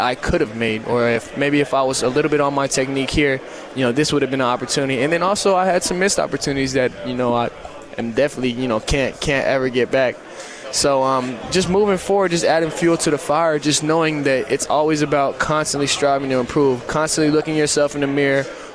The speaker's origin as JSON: {"language": "English", "region": "Oregon", "country": "United States", "tie": "born or raised there", "said": "being an in-state kid and getting to wear Oregon State across my chest"}